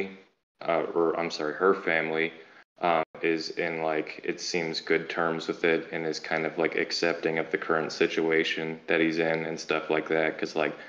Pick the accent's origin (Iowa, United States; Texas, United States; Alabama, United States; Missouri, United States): Missouri, United States; St. Louis; moved away as an adult; moved back into my hometown of St. Louis